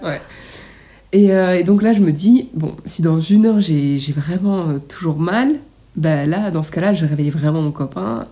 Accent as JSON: {"language": "French", "country": "Belgium", "said": "on vient de Belgique"}